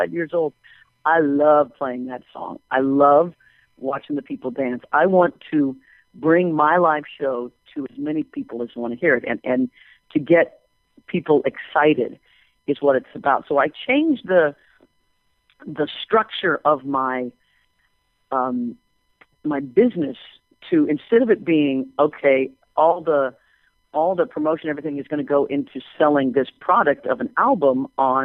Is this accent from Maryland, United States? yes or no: no; Kansas, United States; moved away; I grew up in Kansas